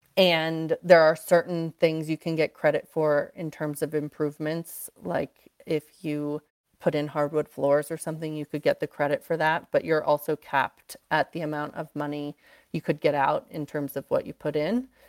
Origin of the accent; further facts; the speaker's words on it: East Coast, United States; moved away as an adult; now in Aspen, United States; I was raised on the East Coast.